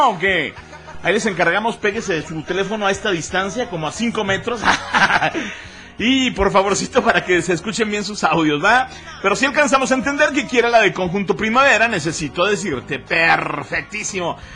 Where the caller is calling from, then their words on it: Jesús María, Aguascalientes, Mexico; Hola, carnalito, buenas tardes. … de Jesús María.